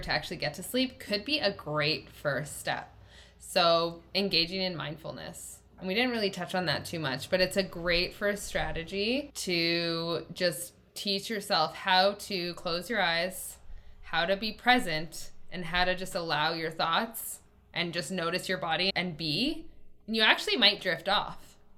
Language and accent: English; Canada; I'm Canadian